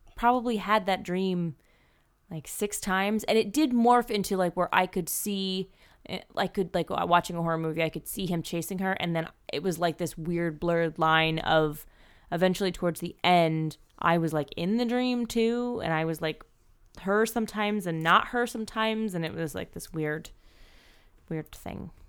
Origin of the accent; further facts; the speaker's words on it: East Coast, United States; I grew up on the East Coast